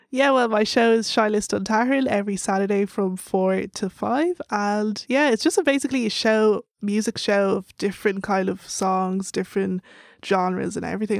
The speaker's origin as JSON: {"language": "English", "town": "Dublin", "region": "Leinster", "country": "Ireland", "accent": "Irish", "said": "I told her Dublin"}